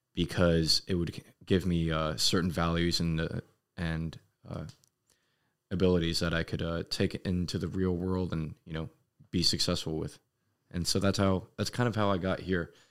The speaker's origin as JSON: {"language": "English", "town": "Los Angeles", "region": "California", "country": "United States", "tie": "born or raised there", "moved": "as an adult", "said": "I was born in Los Angeles, uh, California, and I lived there all eighteen years of my, of my young, young child life"}